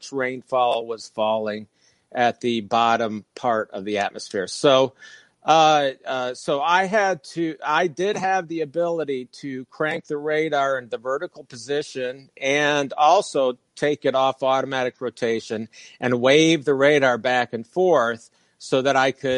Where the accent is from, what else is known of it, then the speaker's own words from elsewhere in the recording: Fort Lauderdale, Florida, United States; moved away; also born or lived in Michigan; I grew up in Fort Lauderdale, and I was born in Michigan